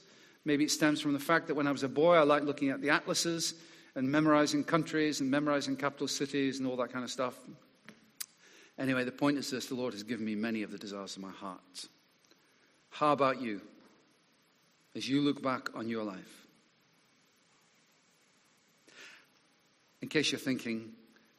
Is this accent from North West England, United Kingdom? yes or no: no; Scotland, United Kingdom; moved away; as a boy growing up in Scotland